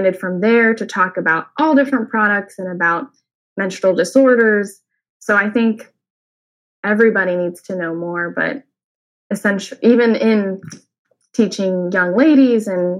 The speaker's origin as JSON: {"language": "English", "region": "Oklahoma", "country": "United States", "moved": "as an adult", "lives_now": "Indiana, United States", "said": "I'm originally from Oklahoma, and I studied at the University of Oklahoma in environmental studies, pre-medicine."}